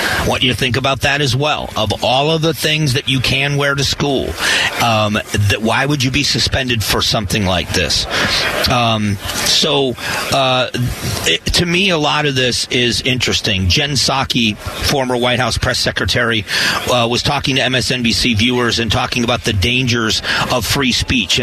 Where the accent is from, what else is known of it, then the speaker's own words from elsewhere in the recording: Florida, United States; now in Phoenix, United States; I was very invested at home when I grew up in Florida in learning about the Miccosukee Seminole